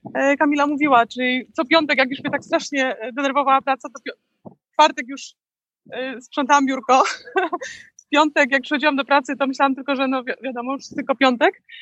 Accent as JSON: {"language": "Polish", "country": "Poland", "moved": "yes", "lives_now": "Florida, United States", "said": "ja z Polski"}